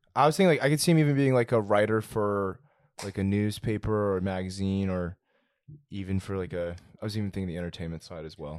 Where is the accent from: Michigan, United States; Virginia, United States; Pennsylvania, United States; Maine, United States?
Virginia, United States; Fairfax County; we grew up both in Fairfax County